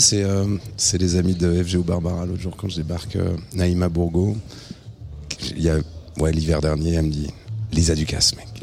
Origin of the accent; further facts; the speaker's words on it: Reims, Grand Est, France; Moi je viens de Reims